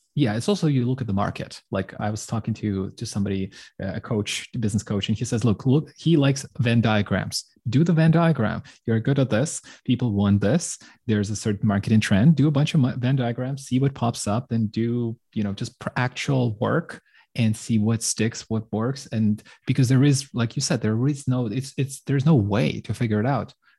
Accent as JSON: {"language": "English", "country": "Ukraine", "moved": "yes", "said": "I'm from Ukraine"}